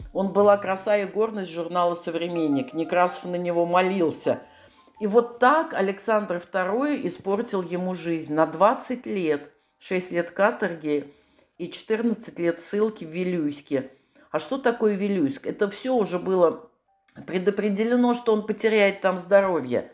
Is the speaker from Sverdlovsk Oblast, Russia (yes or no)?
no; Saratov, Saratov Oblast, Russia; я с Волги, из города Саратова.